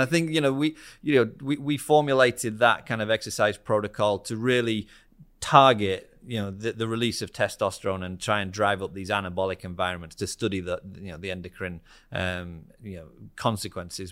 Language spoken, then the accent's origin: English; Harrogate, Yorkshire and the Humber, United Kingdom; moved away; I'm from the northeast of England. Um, so I'm from a, a town called Harrogate